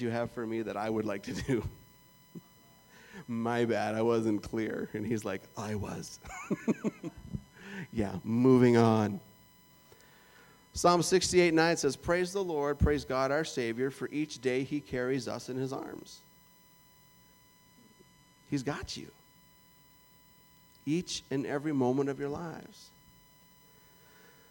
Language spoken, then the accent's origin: English; Canada; moved away as an adult; That's where I was born